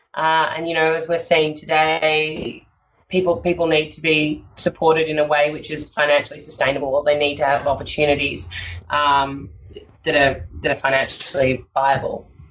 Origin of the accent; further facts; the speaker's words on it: Sydney, New South Wales, Australia; I grew up in Sydney and I uh, had a, a, lovely upbringing